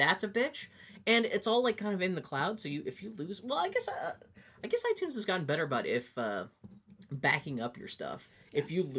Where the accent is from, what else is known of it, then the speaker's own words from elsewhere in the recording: Texas, United States; born there; I was born in Texas.